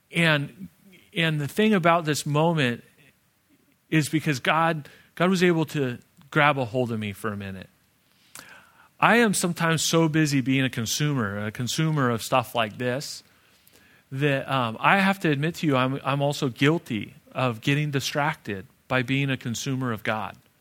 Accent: Phoenix, Arizona, United States; I'm from Phoenix

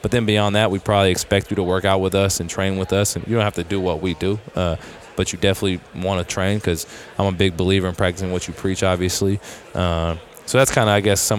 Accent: Bay Area, California, United States; I grew up in the Bay Area, an hour from Sacramento

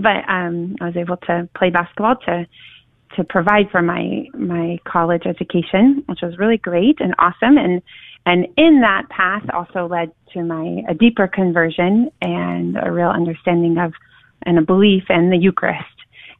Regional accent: Sapulpa, Oklahoma, United States; also born or lived in Tulsa, Oklahoma; I'm originally from Tulsa, Oklahoma, and grew up on a little farm in Sapulpa, actually. But grew up going to Catholic schools my whole life

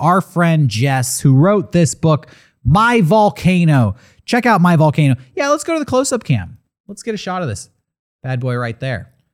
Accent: United States; as an American

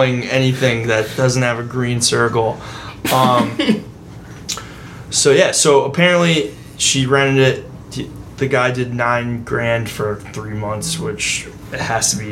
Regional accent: Fairfield County, Connecticut, United States; We're from Fairfield County

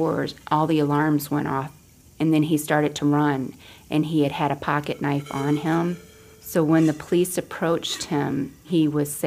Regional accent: Adrian, Michigan, United States; I am from Adrian, Michigan

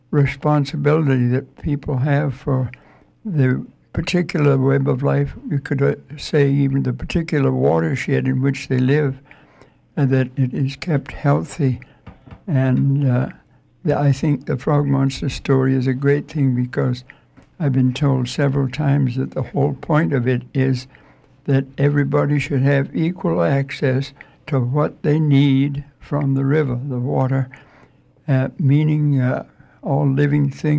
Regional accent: Maine, United States; I was born and brought up in Maine

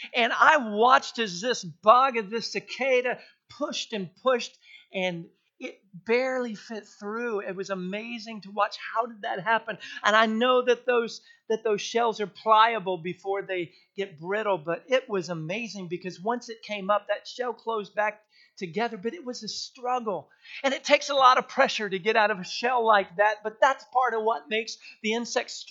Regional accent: South Texas to North Texas, United States; growing up in South Texas all the way up to North Texas

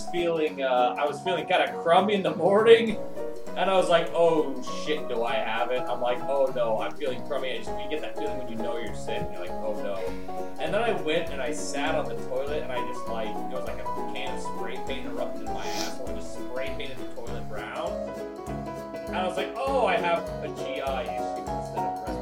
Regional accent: Nebraska, United States; born there; I was born in Nebraska.

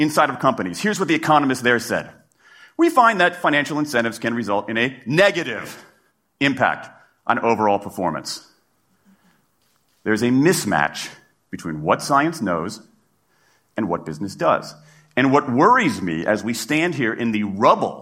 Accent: Washington, District of Columbia, United States; in my hometown of Washington, D.C.

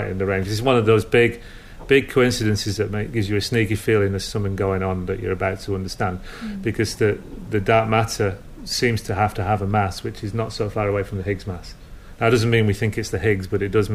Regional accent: Lancashire, North West England, United Kingdom; I'm from Lancashire

